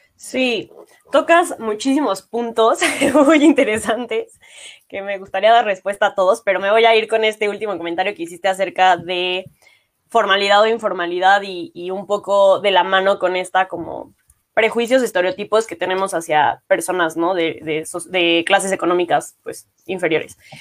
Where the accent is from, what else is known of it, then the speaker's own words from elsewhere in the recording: Mexico; como mexicanos